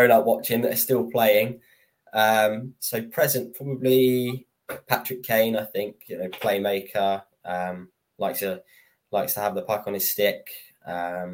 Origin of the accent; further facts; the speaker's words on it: Woking, South East England, United Kingdom; moved away as an adult; now in Dundee, United Kingdom; Okay, so I grew up in Woking, which is probably a 10-minute train ride to London